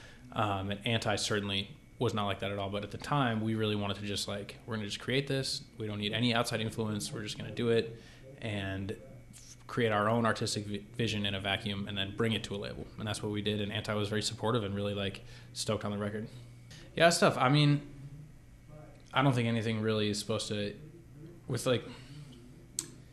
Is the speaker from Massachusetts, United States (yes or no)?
yes; Boston, Massachusetts, United States; I grew up in the Boston area